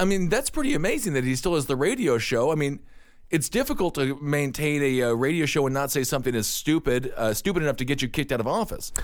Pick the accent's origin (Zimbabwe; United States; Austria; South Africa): United States; Wisconsin; now in New York City, United States; I'm from Wisconsin. We both live in New York City. But at the end of the day, uh, we still have those old small town morals.